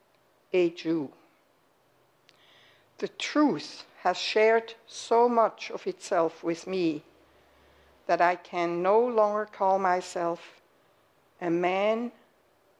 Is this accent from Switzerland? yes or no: yes; Switzerland; moved away as an adult; now in United States; I was raised and born in Switzerland and lived there for 41 years.